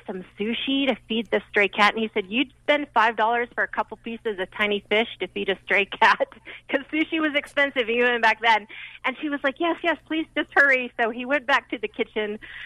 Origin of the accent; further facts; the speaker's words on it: Salt Lake City, Utah, United States; I grew up in Salt Lake City